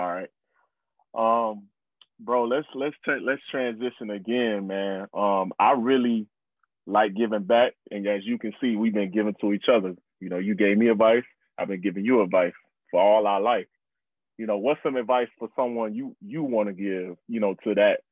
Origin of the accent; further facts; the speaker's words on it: South Florida, United States; we from South Florida